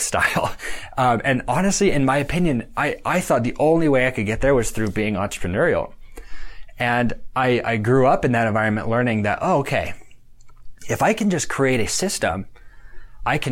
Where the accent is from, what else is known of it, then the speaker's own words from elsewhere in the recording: Idaho, United States; we're from Idaho. We lived in a community of about 60,000 people.